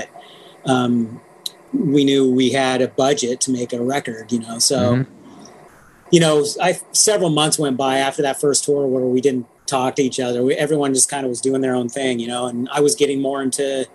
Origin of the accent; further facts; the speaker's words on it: Humboldt County, California, United States; us growing up in Humboldt County together